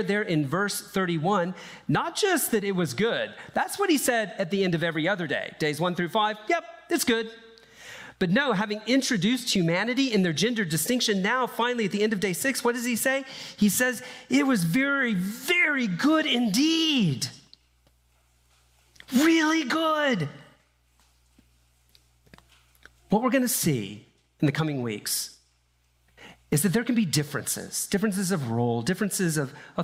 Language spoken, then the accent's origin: English; Deep South, United States; I grew up in the Deep South